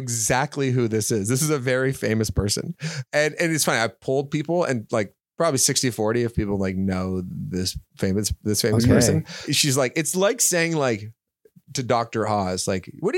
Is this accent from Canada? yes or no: yes; Toronto, Ontario, Canada; right downtown. College in Spadina. Grew up right there